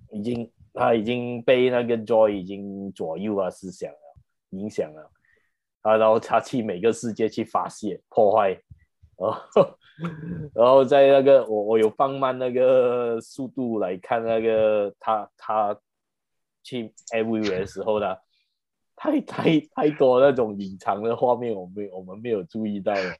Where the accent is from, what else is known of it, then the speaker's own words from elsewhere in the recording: Malaysia; accent: Malaysian; 我们马来西亚人的口音